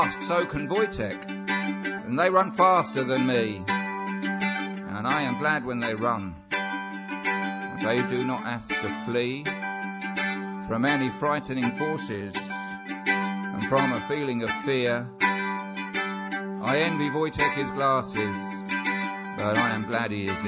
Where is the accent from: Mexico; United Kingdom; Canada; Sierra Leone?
United Kingdom; Luton, East of England; the youngsters who I was at school with when I was 9 or 10 in my primary school in Luton